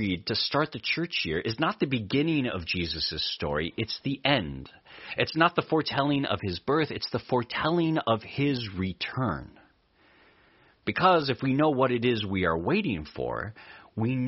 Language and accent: English; Eastern Oregon, United States; Where I grew up in Eastern Oregon